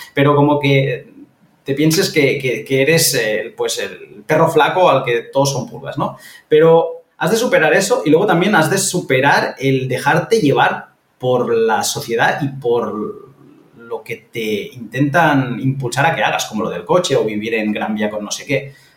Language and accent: Spanish; Catalonia, Spain; moved away; esto yo lo vi viviendo en, Cataluña, que yo me estaba rompiendo la cabeza por comprarme un piso en, en, mi pueblo de toda la vida